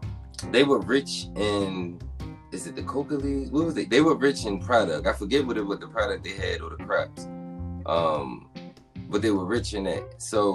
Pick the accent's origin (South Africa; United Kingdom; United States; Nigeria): Nigeria; They don't care if you live, you Liberian, I'm Nigerian. We still Africans, so we come together.